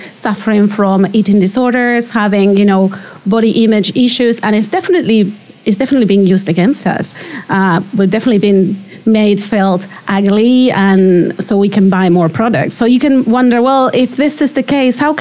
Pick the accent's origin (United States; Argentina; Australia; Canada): Argentina; moved away as an adult; now in London, United Kingdom; I'm from Argentina. I've been living in the UK for over a decade now, but I'm definitely from Argentina.